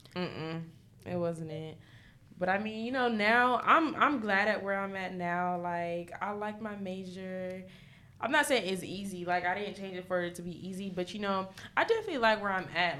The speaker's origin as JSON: {"language": "English", "town": "New York City", "region": "New York", "country": "United States", "moved": "yes", "said": "I'm originally from New York, from the Bronx."}